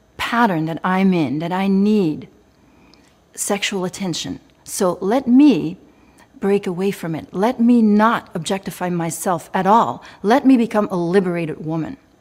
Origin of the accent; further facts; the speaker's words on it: Belgium; I was raised in Belgium